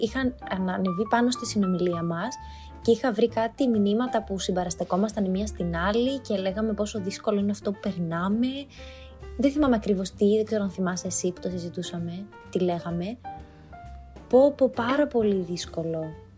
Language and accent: Greek; Thessaloniki, Central Macedonia, Greece; moved away as an adult; also born or lived in Athens; μεγάλωσα στη Θεσσαλονίκη, σπούδασα στη Θεσσαλονίκη, έμενα με του γονεί μου όσο σπούδαζα.